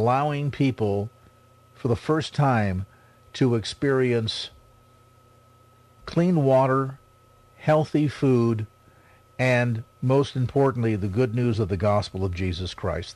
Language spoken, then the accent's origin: English; South San Francisco, California, United States; my hometown, South San Francisco